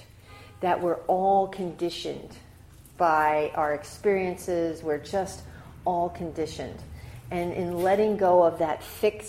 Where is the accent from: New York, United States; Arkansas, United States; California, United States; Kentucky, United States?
New York, United States; New York City; I grew up in New York City